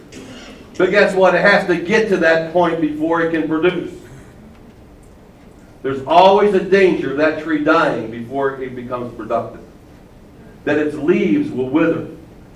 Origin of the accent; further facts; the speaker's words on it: Baltimore, Maryland, United States; I'm from Baltimore. I'm from a racetrack area